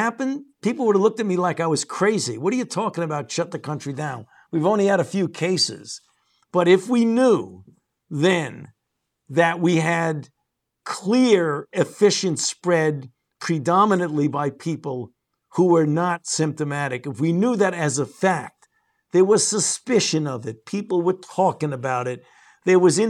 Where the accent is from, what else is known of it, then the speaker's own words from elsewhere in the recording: New York City, New York, United States; I was born and raised in New York, and I did all of my medical training at the New York Hospital, Cornell Medical Center. I know New York City